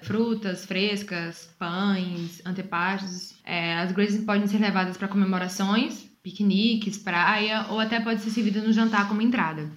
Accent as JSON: {"language": "Portuguese", "town": "Aracaju", "region": "Sergipe", "country": "Brazil", "moved": "as an adult", "lives_now": "Portugal", "said": "sou brasileira, sou de Aracaju, Sergipe e moro aqui em Portugal basicamente mais dois anos"}